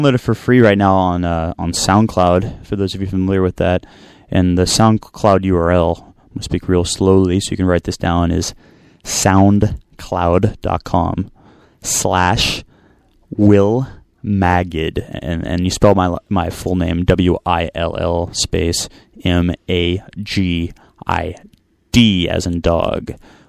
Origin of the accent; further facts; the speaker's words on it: Bay Area, California, United States; also born or lived in Los Angeles / West Africa; I grew up in the Bay Area, and then I lived in LA and lived in West Africa, and back in the Bay Area now